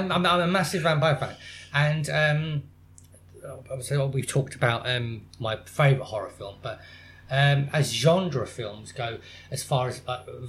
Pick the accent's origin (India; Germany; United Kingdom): United Kingdom; Plymouth, South West England; I'm from Plymouth.